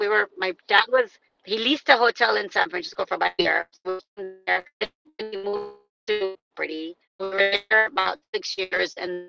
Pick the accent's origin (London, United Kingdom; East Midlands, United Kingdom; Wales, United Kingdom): East Midlands, United Kingdom; Leicester; born there; now in United States; I was born in Leicester.